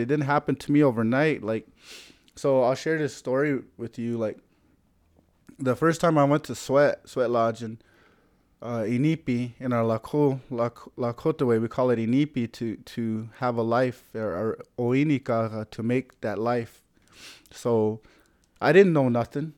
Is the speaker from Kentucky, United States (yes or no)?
no; South Dakota, United States; I'm from the Oyuch Pei band, uh, where we settled down in, um, Anderson, South Dakota